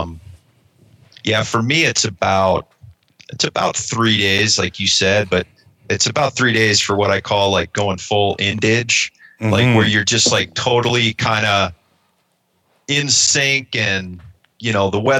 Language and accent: English; Ohio, United States; now in Western United States; I grew up back east in Ohio